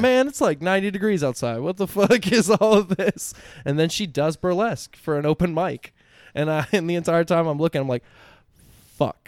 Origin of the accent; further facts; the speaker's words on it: Central Florida, United States; I'm born and raised in Central Florida